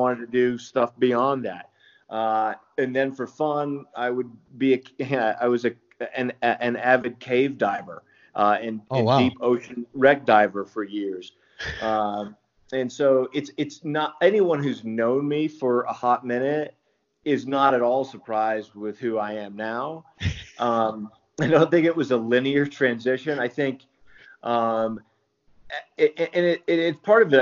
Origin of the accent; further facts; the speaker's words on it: Maine, United States; moved away as an adult; also born or lived in Georgia / North Carolina / Asheville, North Carolina / Boulder, Colorado; now in Estes Park, United States; I grew up in Maine